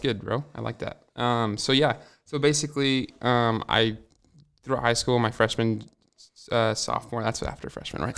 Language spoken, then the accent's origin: English; Hermiston, Oregon, United States; also born or lived in Walla Walla, Washington; I wasn't born in Hermiston. I was born in Walla Walla, but I was uh, I've lived in Hermiston my whole life